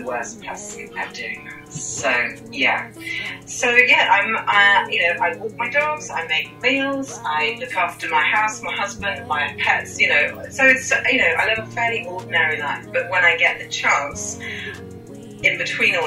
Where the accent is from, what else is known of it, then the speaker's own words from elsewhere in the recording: United Kingdom; accent: British; I'm from the UK, unless you couldn't tell from my accent. Very British